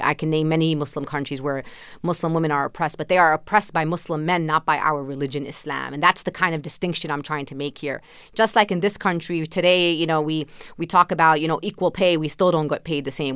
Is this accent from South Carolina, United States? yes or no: no; New York City, New York, United States; I was born and raised in Sunset Park, Brooklyn, a predominantly Latino community.